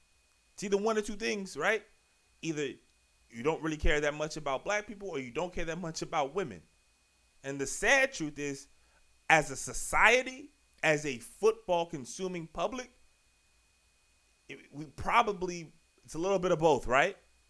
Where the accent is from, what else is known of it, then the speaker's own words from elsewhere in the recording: Richmond, Virginia, United States; now in Largo, United States; I'm from Richmond, Virginia, and currently live right outside Washington, D.C., you know, town Largo, Maryland.